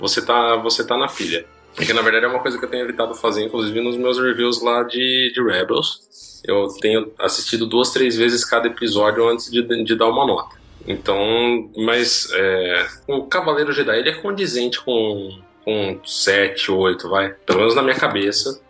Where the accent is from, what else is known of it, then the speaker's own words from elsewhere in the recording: Brazil; accent: interior; nosso sotaque do interior